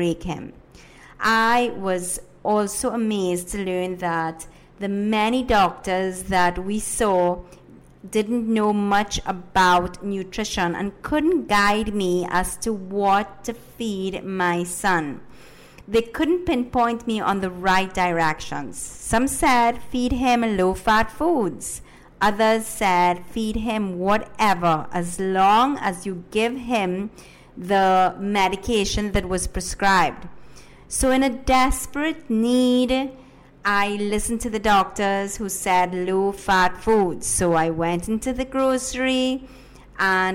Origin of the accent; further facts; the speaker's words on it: Trinidad & Tobago; first language Spanish; English is a second language; also born or lived in Ecuador; I was born in Ecuador, but I have lived in Trinidad and Tobago for the majority of my life. Yes, my first language is Spanish, but I am a Trini all the way